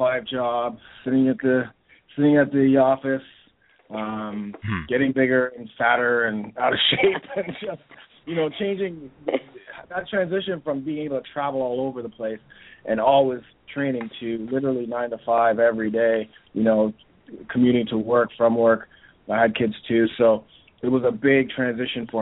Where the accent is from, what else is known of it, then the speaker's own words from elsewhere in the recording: Toronto, Ontario, Canada; I'm here from Toronto, Canada